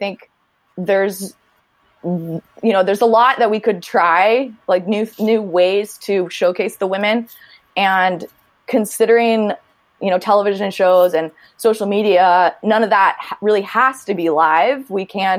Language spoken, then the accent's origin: English; Northern California, United States; growing up in Northern California